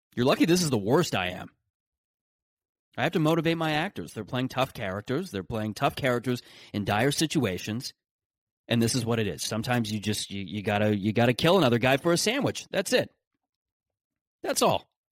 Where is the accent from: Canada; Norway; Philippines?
Canada